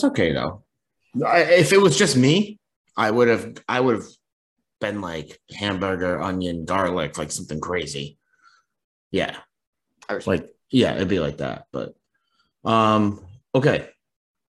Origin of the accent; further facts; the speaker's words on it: United States; I was born here. I live here